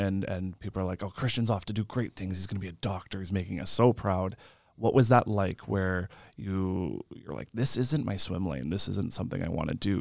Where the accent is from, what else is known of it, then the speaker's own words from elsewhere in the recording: Lemberg, Saskatchewan, Canada; I'm from Lemberg, so nineteen people in my graduating class